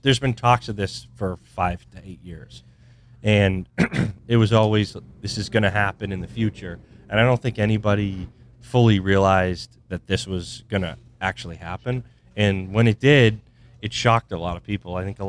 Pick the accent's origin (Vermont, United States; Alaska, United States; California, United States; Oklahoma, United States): Vermont, United States; We're from Vermont. These are, like, normal, like, really normal people that are, like, they don't come across celebrities.